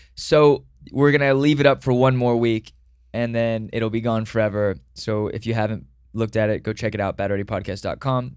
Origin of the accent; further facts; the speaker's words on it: Dallas, Texas, United States; I was born in Dallas